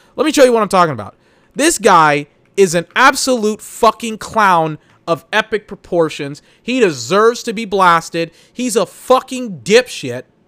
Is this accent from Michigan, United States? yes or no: no; Austin, Texas, United States; I'm from Austin, Texas